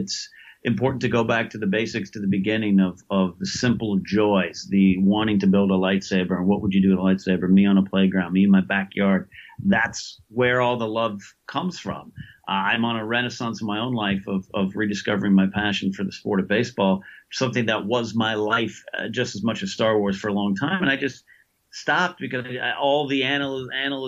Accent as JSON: {"language": "English", "region": "California", "country": "United States", "tie": "born or raised there", "also_born_or_lived": "Los Angeles", "said": "born and raised in California"}